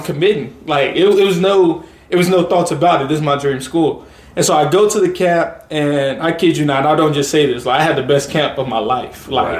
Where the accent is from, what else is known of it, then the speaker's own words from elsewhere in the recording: Memphis, Tennessee, United States; moved away as an adult; I grew up pretty comfortable in Memphis